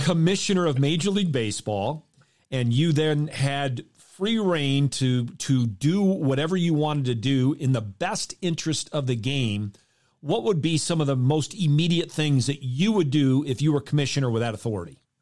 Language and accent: English; Michigan, United States; I grew up in Michigan